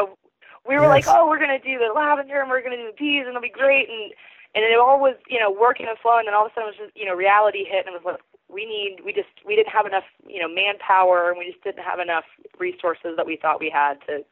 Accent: Parkersburg, West Virginia, United States; I was raised in Parkersburg.

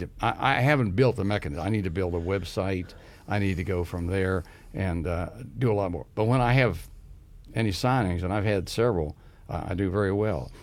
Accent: Grant County, West Virginia, United States; I grew up in Grand County, which is surrounded by history

